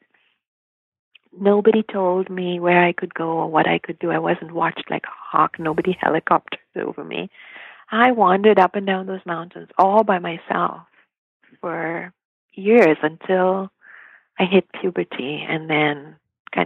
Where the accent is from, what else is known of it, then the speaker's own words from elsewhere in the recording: Mumbai, Maharashtra, India; moved away as an adult; now in North America; I grew up in Bombay